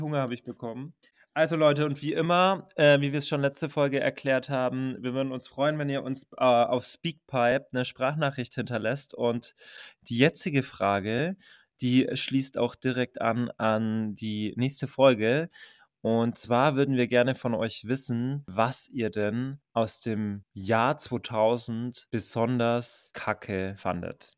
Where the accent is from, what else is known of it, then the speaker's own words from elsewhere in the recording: Franconian Switzerland, Bavaria, Germany; Mit den 30 Einwohnern, wo ich aufgewachsen bin